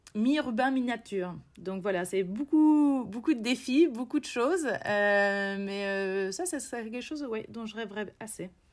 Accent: Bourges, Centre-Val de Loire, France; moved away as an adult; also born or lived in Quebec, Canada; now in Chile; j'ai grandi dans le Berry, euh, je, suis, euh, je suis née juste à côté de Bourges et j'ai, euh, passé mes 17 premières années

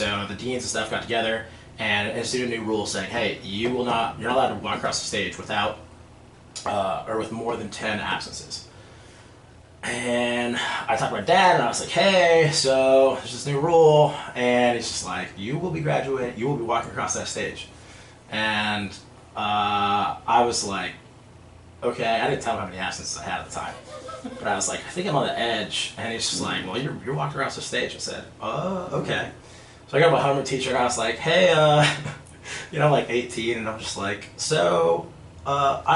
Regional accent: Los Angeles, California, United States; born and raised in Los Angeles, California. You know, land of movie stars, and I'm from the Valley

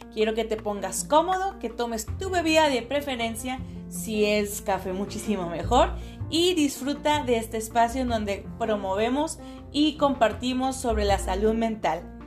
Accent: Mexicali, Baja California, Mexico; aquí en nuestra bella ciudad de Mexicali, donde de donde soy

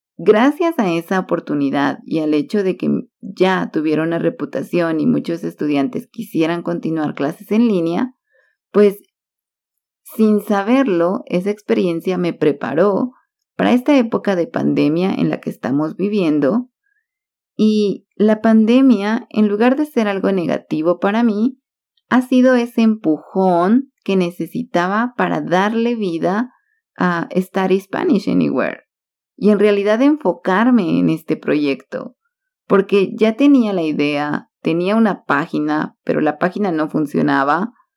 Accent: Guatemala; also born or lived in Cali, Colombia; Todos me conocían como la guatemalteca

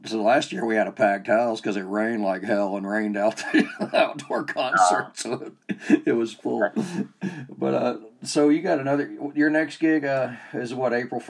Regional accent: Georgia, United States; now in North Ogden, United States; I'm over here in North Ogden. I'm not from here. I'm from Georgia.

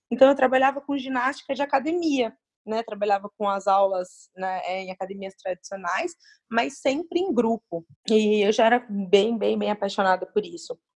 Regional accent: Uberlândia, Minas Gerais, Brazil; eu nasci em Uberlândia, Minas Gerais, sou mineira, apesar de ter morado muito pouco tempo lá.

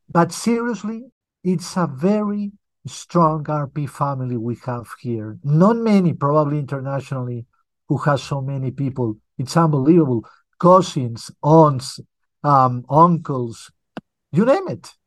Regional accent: Barcelona, Catalonia, Spain; moved away as an adult; also born or lived in United Kingdom; now in Colombia; Well, I was born here, but when I was very little, I moved with my family, my parents, and my brother to Europe. So basically, I grew up in Europe, especially in Spain, in Barcelona.

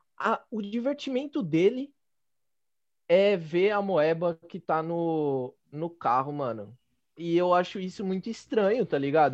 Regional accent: Penha, São Paulo, Brazil; eu sou da Penha, né? A minha mãe sempre disse que eu sou da Penha

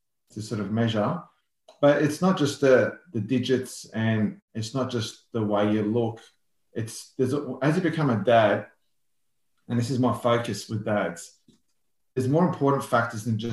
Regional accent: Melbourne, Victoria, Australia; I'm from Melbourne, born and bred.

